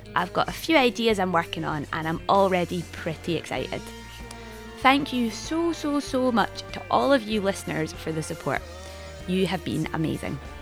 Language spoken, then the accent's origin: English; Scotland, United Kingdom; accent: Scots / Scottish English; whether I'm a Scot speaker or a Scottish English speaker or both